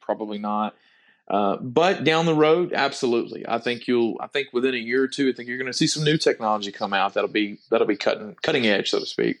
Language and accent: English; near Lufkin, Texas, United States; my hometown near Lufkin